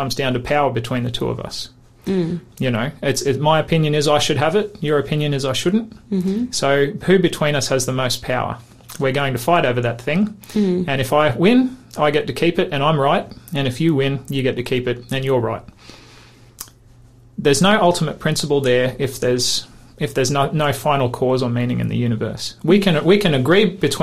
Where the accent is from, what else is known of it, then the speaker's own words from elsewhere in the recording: Queensland, Australia; I'm from Queensland.